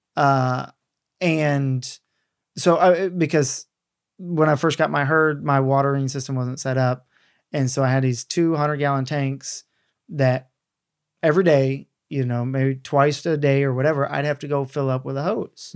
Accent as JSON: {"language": "English", "region": "the South", "country": "United States", "tie": "born or raised there", "said": "I grew up in the South"}